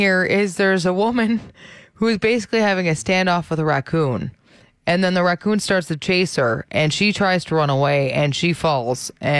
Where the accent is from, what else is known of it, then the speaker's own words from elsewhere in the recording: Brampton, Ontario, Canada; when I was growing up in Brampton